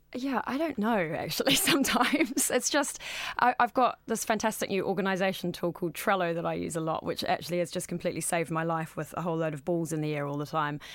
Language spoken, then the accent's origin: English; New Zealand; moved away; I'm originally from New Zealand, as the accent suggests